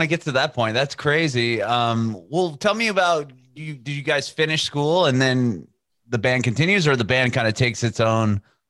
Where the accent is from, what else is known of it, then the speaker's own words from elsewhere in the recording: Southern California, United States; I'm from California or Southern California.